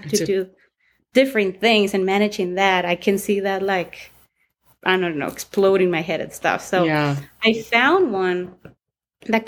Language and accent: English; Mexico; English is a second language; now in El Paso, United States; I'm from El Paso, Texas. Actually, it was raised in Mexico.